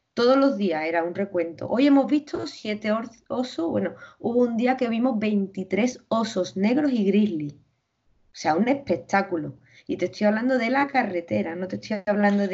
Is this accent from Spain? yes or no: yes; Spain; yo vengo de España